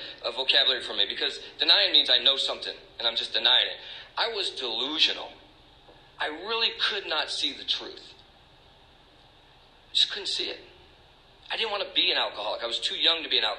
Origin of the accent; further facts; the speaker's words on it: Stockton, California, United States; moved away as an adult; also born or lived in Tucson, Arizona; now in Maine, United States; So I grew up in California. I grew up in a town called Stockton